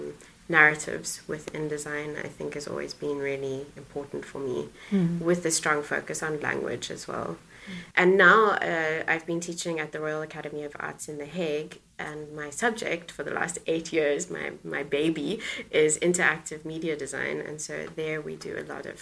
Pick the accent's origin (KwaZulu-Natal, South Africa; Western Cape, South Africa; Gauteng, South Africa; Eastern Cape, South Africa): Western Cape, South Africa; Cape Town; moved away as an adult; now in Netherlands; I grew up in Cape Town in South Africa, and my parents and my family still live there